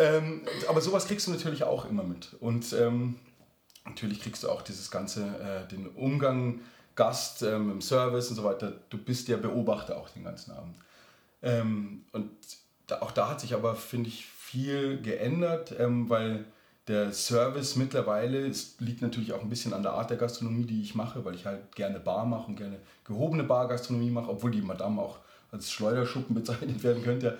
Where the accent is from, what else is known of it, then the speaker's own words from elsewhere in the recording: Lower Bavaria, Germany; also born or lived in Munich; ich bin auch in München geboren, aber dann in Niederbayern ähm, aufgewachsen, auf dem Land